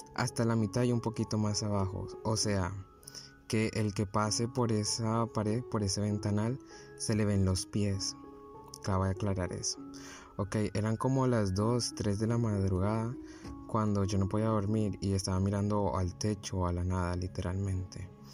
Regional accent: Barranquilla, Atlántico, Colombia; tengo 18 años y soy de Barranquilla, Colombia.

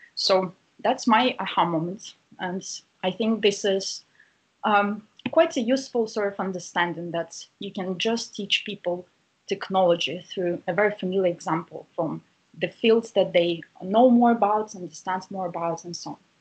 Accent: Saint Petersburg, Russia; now in Cambridge, United Kingdom; I'm originally from Russia, from St. Petersburg, uh, and currently I'm based in Cambridge in the uh, UK

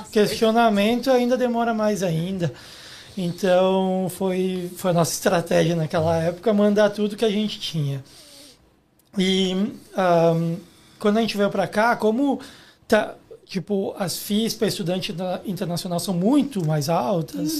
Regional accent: Guaporé, Rio Grande do Sul, Brazil; moved away as an adult; now in Canada; Eu sou do interior do Rio Grande do Sul, numa cidade chamada Guaporé

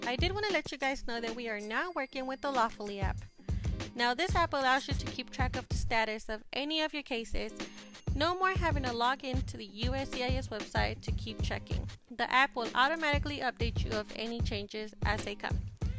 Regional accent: Mexico; I know that I'm from Mexico originally

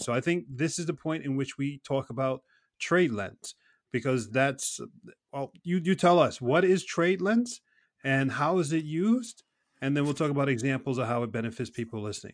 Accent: New York City, New York, United States; I was brought up in New York City

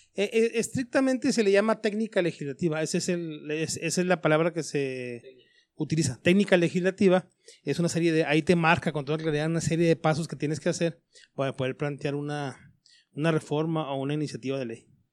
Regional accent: Hidalgo del Parral, Chihuahua, Mexico; also born or lived in Chapingo; now in Ciudad Juárez, Mexico; yo soy de Parrán

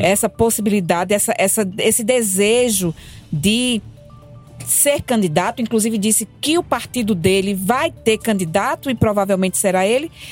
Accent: Solânea, Paraíba, Brazil; moved away; also born or lived in Bananeiras; Solane é onde eu nasci e vivi, e Bananeiras, onde eu passei parte da minha adolescência

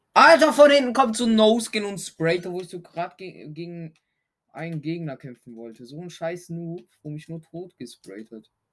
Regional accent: Switzerland; Ich komme aus der Schweiz.

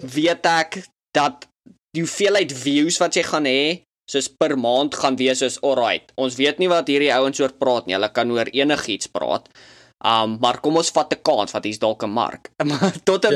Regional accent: South Africa; as Suid-Afrikaners of Afrikaanssprekendes

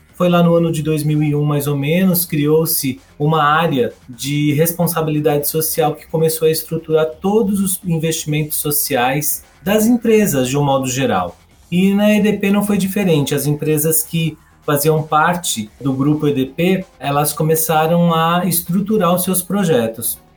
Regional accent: São Paulo, Brazil; eu sou de São Paulo também, eu vivo e trabalho aqui nessa grande metrópole.

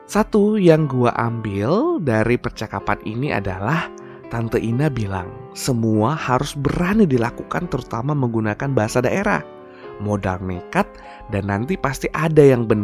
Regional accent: Padang, West Sumatra, Indonesia; Oh iya ya, kalau bahasa Minang gua sih memang udah paham karena lahir dan besar di Padang. Nah, kepikir deh, Gimana dengan bahasa kampung gua, bahasa suku gua, suku Nias?

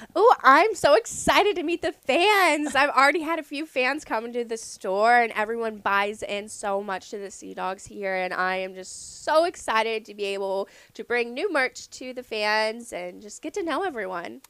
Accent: southern Ohio, United States; moved away as an adult; also born or lived in Lexington, Kentucky; now in Portland, Maine, United States; I'm originally from southern Ohio in the middle of nowhere

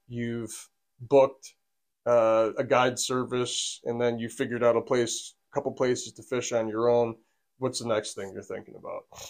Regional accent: United States; accent: American; also born or lived in Buffalo Niagara Region, New York; we're American from our accent

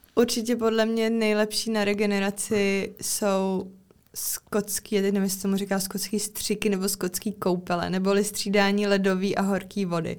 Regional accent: Czechia; u nás v České republice

